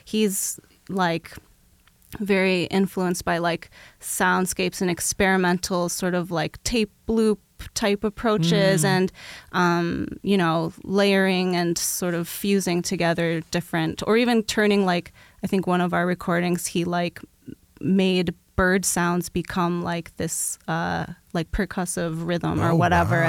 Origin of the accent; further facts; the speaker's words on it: Milwaukee, Wisconsin, United States; I grew up in Milwaukee